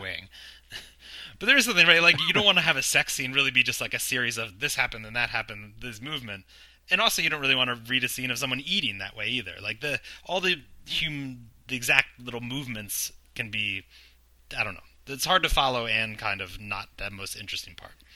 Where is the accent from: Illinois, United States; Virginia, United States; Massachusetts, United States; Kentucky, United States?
Virginia, United States; moved away as an adult; now in New York City, United States; I'm from Virginia